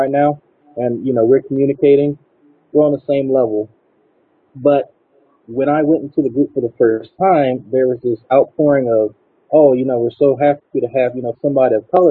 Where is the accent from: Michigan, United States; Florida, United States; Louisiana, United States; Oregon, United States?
Louisiana, United States; Slidell; I'm from Slido, Louisiana